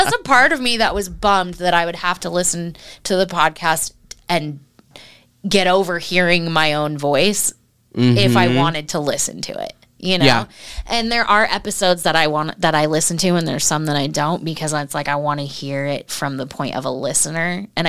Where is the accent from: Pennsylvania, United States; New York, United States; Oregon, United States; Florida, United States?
Oregon, United States; I'm an Oregon girl. I grew up in Oregon.